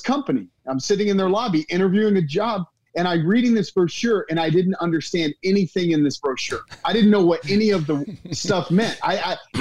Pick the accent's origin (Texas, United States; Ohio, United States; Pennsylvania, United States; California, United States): Texas, United States; Dallas; I born and raised in Dallas. And, you know, grew up in Texas, went to Texas A&M